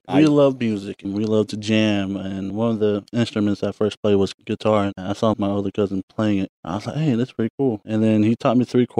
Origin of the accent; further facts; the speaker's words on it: Fort Worth, Texas, United States; moved away as an adult; now in Philadelphia, United States; I'm from Texas.